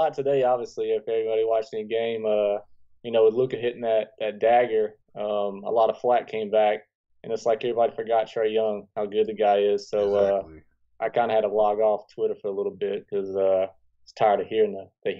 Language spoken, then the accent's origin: English; Atlanta, Georgia, United States; I breathe Atlanta. And, you know, this, like I said, this is my hometown.